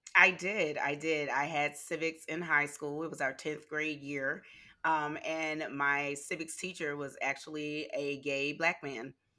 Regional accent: Louisiana, United States; born or raised there; moved away

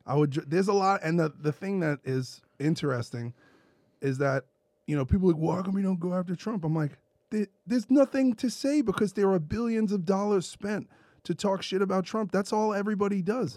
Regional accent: New York City, New York, United States; I'm from Brooklyn

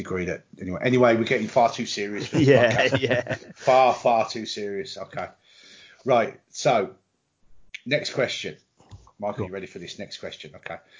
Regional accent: United Kingdom; we're British and not American

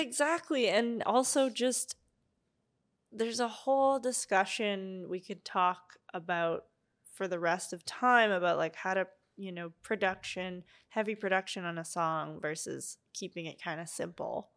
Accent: Ottawa, Ontario, Canada; moved away as an adult; also born or lived in Montreal; now in Vancouver, Canada; my hometown of Ottawa

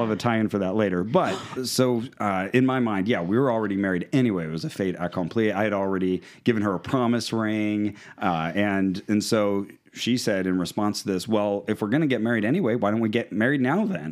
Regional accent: Santa Cruz, California, United States; we grew up in the Santa Cruz area and uh, my wife from Watsonville, uh, myself from Santa Cruz

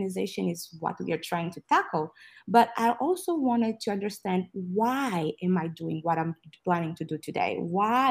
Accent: Angola; now in Texas, United States; I am speaking right now from Texas, but I'm originally from Angola, a country in Southwest Africa.

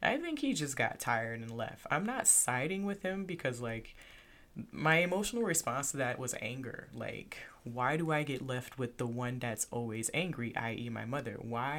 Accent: Lufkin, Texas, United States; born there; So I was born in Texas. I was born in a little town called Lufkin.

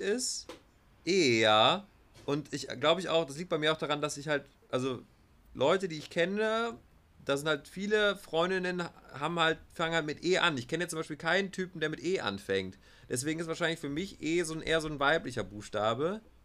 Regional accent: Germany; wo kommst du her? Ja, aus Deutschland

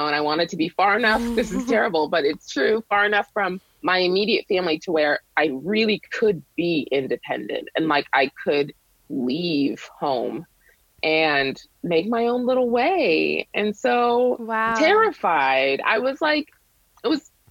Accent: New Hampshire, United States; also born or lived in Boston, Massachusetts; I was born in Boston, but I grew up in New Hampshire, super rural.

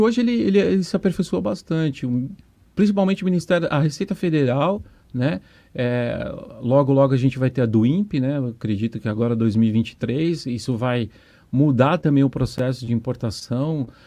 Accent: São Paulo, Brazil; now in Foz do Iguaçu, Brazil; eu sou um paulistano

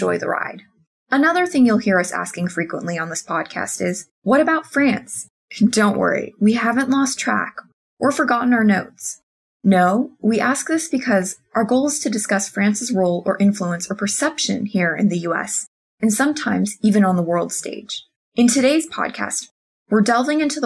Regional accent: United States; accent: American; now in Washington, United States; You could probably tell from the accent that I'm not French and that I'm American

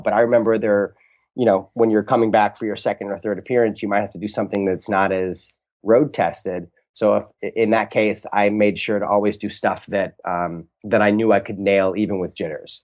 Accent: St. Louis, Missouri, United States; also born or lived in Boston; now in Los Angeles, United States; growing up in Saint Louis

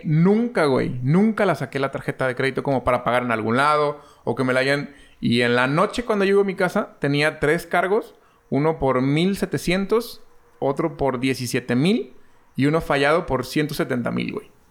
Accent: Mexico; como mexicano

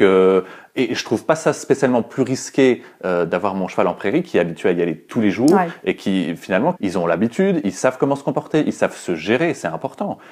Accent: northern France, France; moved away as an adult; now in Brussels, Belgium; je suis parti du nord de la France et j'ai choisi d'aller euh, en Belgique

